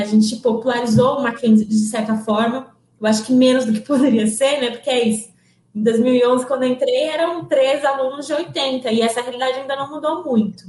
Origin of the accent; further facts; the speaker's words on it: São Paulo, Brazil; Nasci dia 13 de novembro de 1993 em São Paulo. É, eu sou da Zona Leste de São Paulo